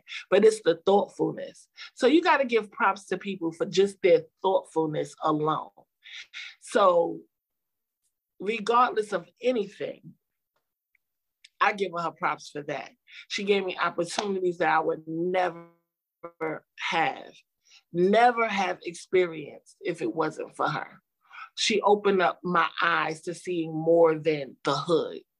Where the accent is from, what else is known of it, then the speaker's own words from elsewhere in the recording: New York City, New York, United States; I'm from the hood. I grew up in Brownsville in Albany Projects